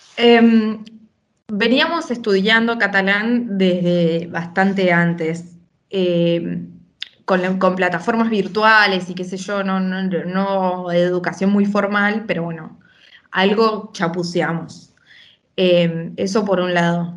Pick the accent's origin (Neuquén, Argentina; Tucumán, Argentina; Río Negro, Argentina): Neuquén, Argentina; Junín de los Andes; also born or lived in Buenos Aires / Barcelona; now in Badalona, Spain; yo soy, nací en Junín de los Andes, en Neuquén